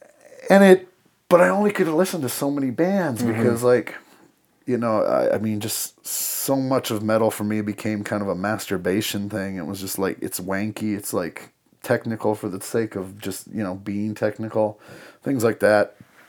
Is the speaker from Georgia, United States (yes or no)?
no; Madison, South Dakota, United States; I grew up in Madison, South Dakota, so town of about 6,000 people